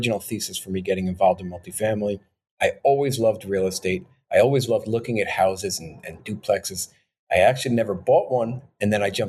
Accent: New York, United States; born and raised in New York

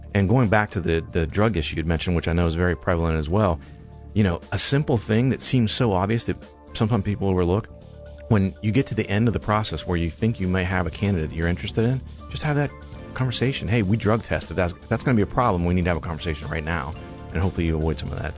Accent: Eastern Ohio, United States; moved away as an adult; now in Columbus, United States; I was born and raised in Eastern Ohio

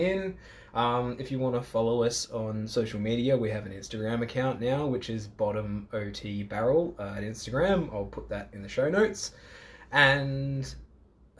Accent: Australia; accent: Aussie; I already have an Aussie accent.

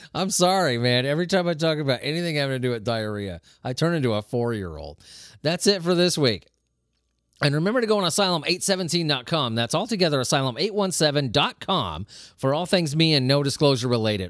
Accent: Southern California, United States; I grew up in Southern California

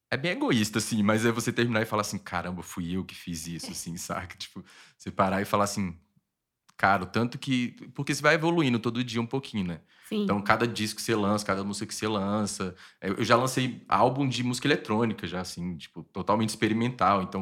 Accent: Pernambuco, Brazil; que, né, eu cresci ouvindo lá em Pernambuco.

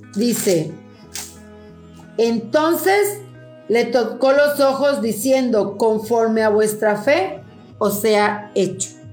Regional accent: Mexico; en nuestro querido país, México

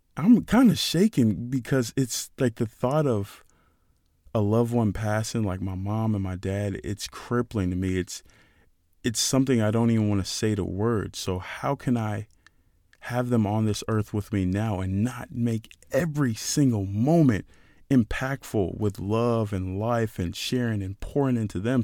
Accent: Nigeria; As a Nigerian, we're very proud, very proud people

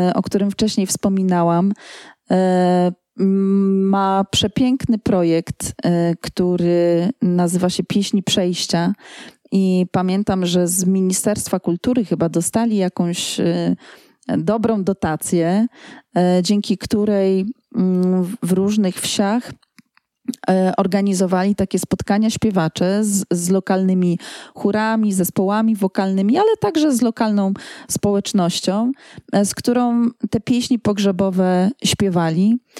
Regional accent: Poland; jestem z Polski

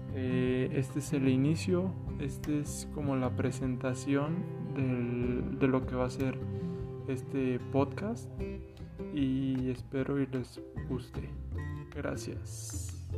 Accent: Mexico City, Mexico; soy originario de la Ciudad de México

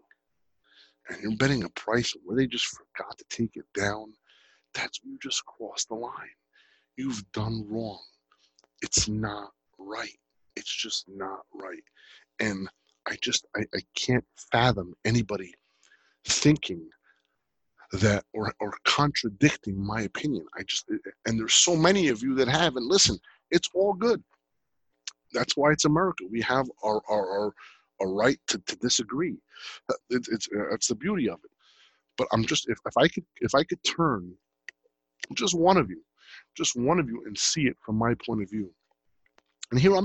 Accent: Jersey City, New Jersey, United States; I was born and raised in Jersey

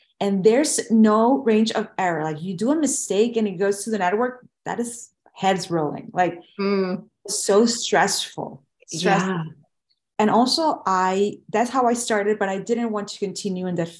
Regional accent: Venezuela; moved away as an adult; now in United States; I graduated from college and where I was born in Venezuela

